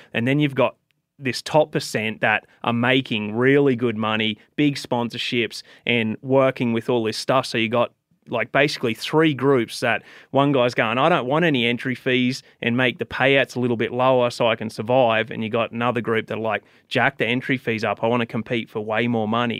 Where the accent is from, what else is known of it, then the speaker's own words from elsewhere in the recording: Australia; moved away as an adult; now in United States; I came from Australia